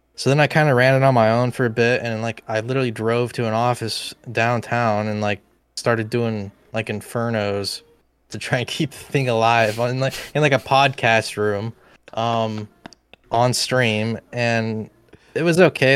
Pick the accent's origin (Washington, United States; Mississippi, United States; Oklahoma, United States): Oklahoma, United States; Tulsa; my hometown